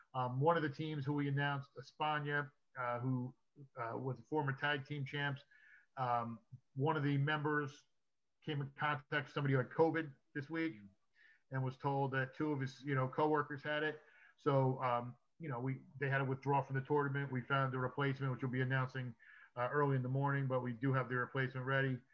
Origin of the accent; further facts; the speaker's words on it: New Jersey, United States; now in Wilmington, United States; New Jersey, my home state